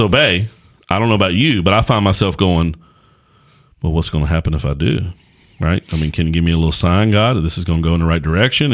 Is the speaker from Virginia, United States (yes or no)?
yes; Axton / Martinsville / Danville area, Virginia, United States; born and raised in this area that we're from.